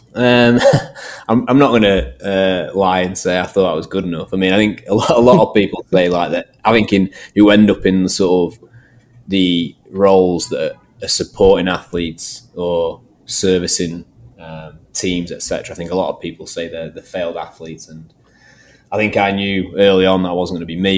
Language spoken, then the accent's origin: English; Manchester area, North West England, United Kingdom; also born or lived in Nottingham; I sort of moved back to the sort of my hometown area, and um, luckily enough, um, landed a job at Manchester United